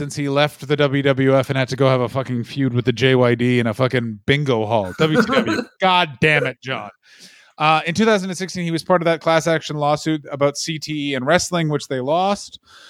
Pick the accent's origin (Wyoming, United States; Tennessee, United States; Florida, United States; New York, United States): Florida, United States; Central; born or raised there; moved away